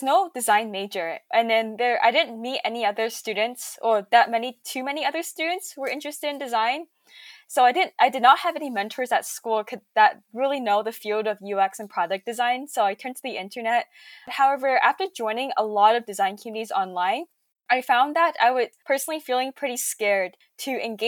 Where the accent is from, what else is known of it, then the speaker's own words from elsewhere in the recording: Silicon Valley, California, United States; growing up in Silicon Valley